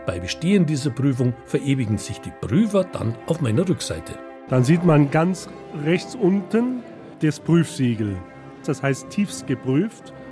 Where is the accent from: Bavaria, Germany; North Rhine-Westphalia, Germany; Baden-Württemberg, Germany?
Bavaria, Germany; Denn mein Heimatland, das Königreich Bayern, ist 1849 Vorreiter, erstes Land im Deutschen Bund